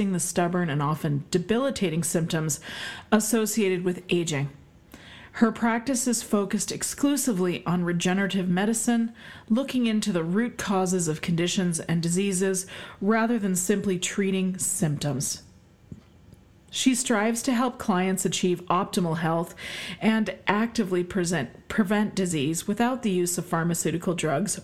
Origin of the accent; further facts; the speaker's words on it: Canada; I am Canadian, and we celebrate both Thanksgivings in this house because my husband's American